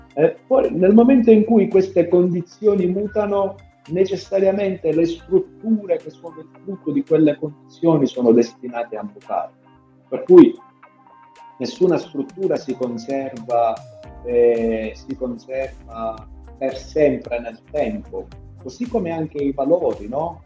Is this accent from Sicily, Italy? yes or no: yes; Sicily, Italy; io da siciliano